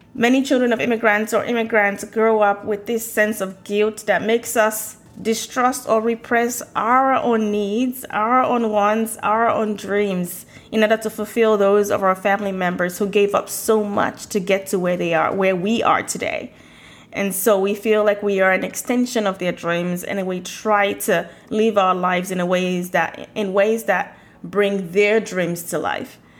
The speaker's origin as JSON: {"language": "English", "country": "Nigeria", "moved": "as an adult", "lives_now": "United States", "said": "I moved to the US from Nigeria in the early 2000s"}